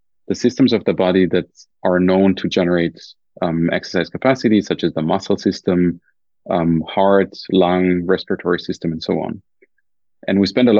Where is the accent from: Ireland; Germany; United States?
Germany; accent: German; my German accent